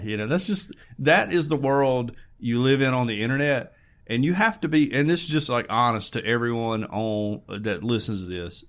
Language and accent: English; Fayette, United States; growing up in Fayette, you graduate with like 80 people.